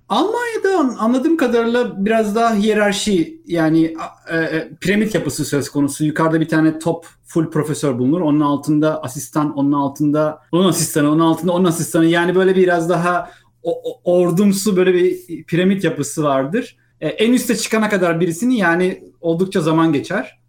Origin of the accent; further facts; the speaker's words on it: İzmir, Turkey; moved away as an adult; also born or lived in Istanbul, Turkey / Vancouver, Canada; Ben İzmirliyim aslında. 1980 İzmir doğumluyum